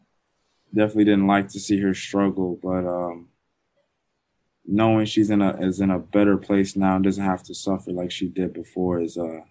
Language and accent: English; Orlando, Florida, United States; I grew up in Florida. My mom was born in Jamaica